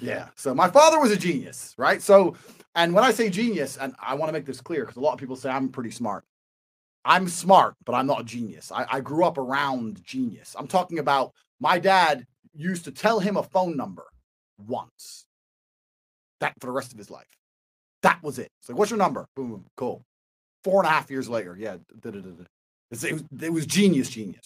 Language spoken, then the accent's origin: English; Washington, District of Columbia, United States; moved away; So I was born here in DC.